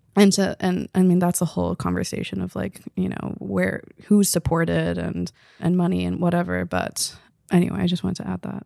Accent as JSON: {"language": "English", "town": "Victoria", "region": "British Columbia", "country": "Canada", "tie": "born or raised there", "also_born_or_lived": "Belém, Pará, Brazil / Recife, Brazil", "said": "But I grew up in B C, in Victoria, going back to Brazil every, uh, two years."}